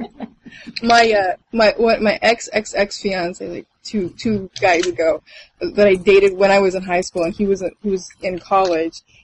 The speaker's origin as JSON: {"language": "English", "town": "Bellingham", "region": "Washington", "country": "United States", "tie": "born or raised there", "said": "I'm from Washington State, Bellingham."}